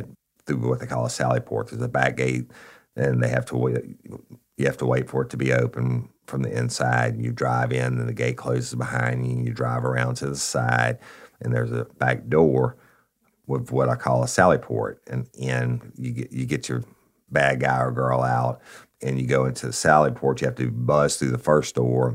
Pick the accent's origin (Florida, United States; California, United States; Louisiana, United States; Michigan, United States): Louisiana, United States; South; we're from South Louisiana